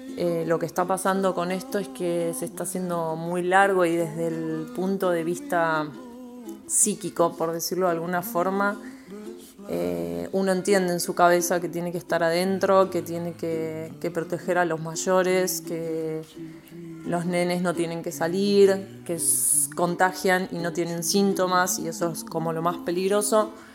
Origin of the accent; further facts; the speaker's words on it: Argentina; also born or lived in Burzaco, Buenos Aires; argentina. Vivo en Buenos Aires, más específicamente en Bursaco, en el sur del conurbano bonaerense.